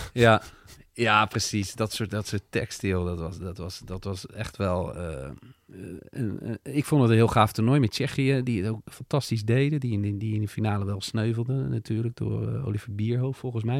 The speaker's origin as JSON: {"language": "Dutch", "country": "Netherlands", "said": "wij als Nederlanders"}